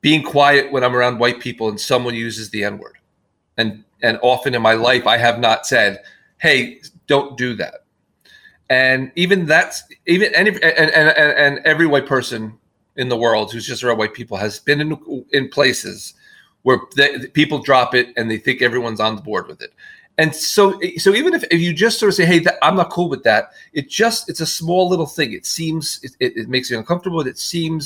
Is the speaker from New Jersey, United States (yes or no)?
yes; New Jersey, United States; my hometown in New Jersey